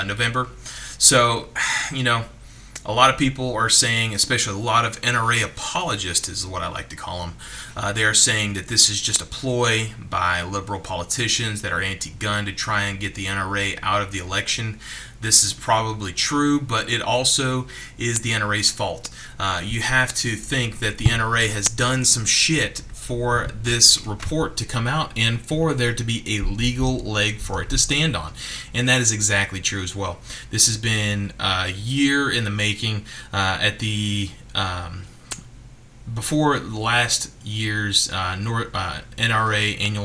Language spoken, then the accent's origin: English; the South, United States; a young kid growing up in the South